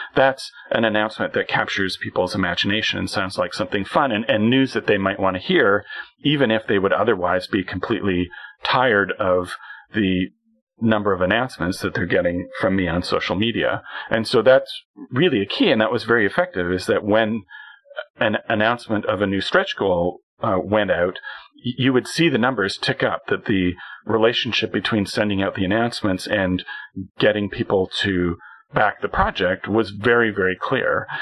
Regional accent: Canada; as a Canadian

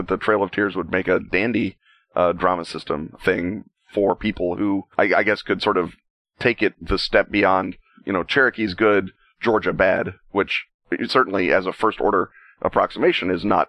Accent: Ireland; given, you know, that I'm an Irishman and Irish will literally write a agonized ballad about losing a fist fight in the bar last week, much less everything the hated British have done to us since the time of Strongbow.

